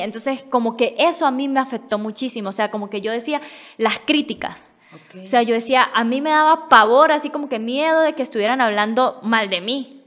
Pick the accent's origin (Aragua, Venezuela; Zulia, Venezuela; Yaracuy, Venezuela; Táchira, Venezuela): Táchira, Venezuela; San Cristóbal; me acordé de donde es mi papá, que es Capacho. Este es un pueblito más chiquito de donde yo soy, de San Cristóbal